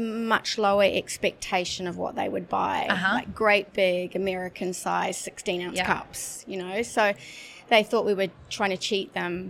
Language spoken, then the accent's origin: English; New Zealand; moved away as an adult; now in Dubai, United Arab Emirates; I'm originally a New Zealander